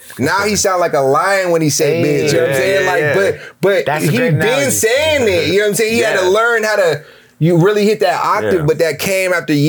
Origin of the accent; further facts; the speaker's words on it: San Francisco, California, United States; we're all from San Francisco except for Sunday. She's from Oakland.